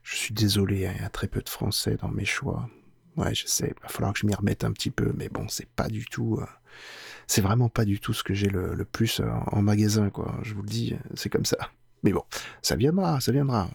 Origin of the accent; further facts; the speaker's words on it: France; chez nous en France